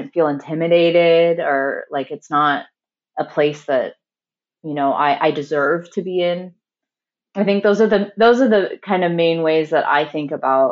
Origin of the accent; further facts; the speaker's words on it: St. Louis, Missouri, United States; St. Louis, Missouri, which is my hometown and where I'm speaking from right now